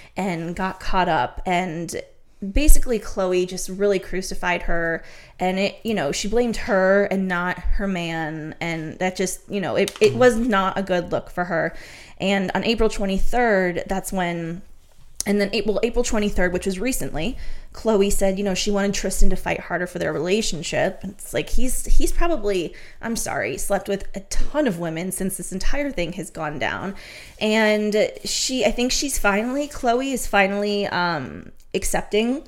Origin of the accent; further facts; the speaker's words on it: Cleveland, Ohio, United States; my hometown of Cleveland